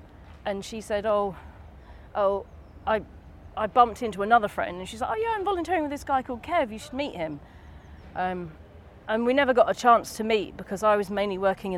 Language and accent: English; Bishop's Stortford, East of England, United Kingdom; now in London, United Kingdom; You know, it's Bishop Stortford where I grew up.